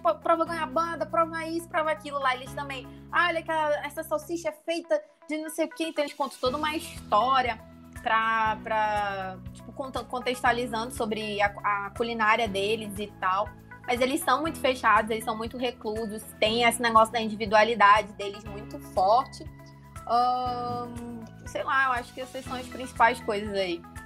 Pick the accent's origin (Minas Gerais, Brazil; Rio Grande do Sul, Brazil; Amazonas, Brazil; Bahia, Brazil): Amazonas, Brazil; Manaus; moved away; also born or lived in Stuttgart / Bonn; eu sou de Manaus e lá é quente